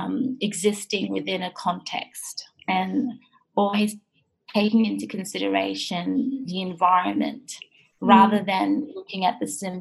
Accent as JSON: {"language": "English", "country": "Australia", "tie": "born or raised there", "also_born_or_lived": "Japan", "said": "I was born in Japan and I lived there until I was 8 years old. And then I came to Australia"}